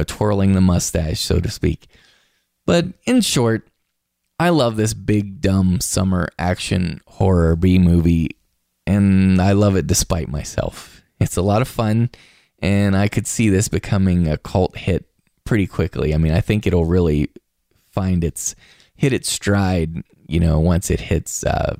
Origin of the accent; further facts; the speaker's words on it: West Virginia, United States; I'm from West Virginia